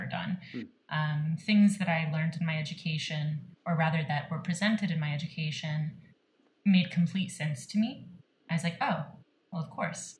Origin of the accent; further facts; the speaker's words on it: St. Louis, Missouri, United States; I'm born and bred in St. Louis, so that's a big piece of my heart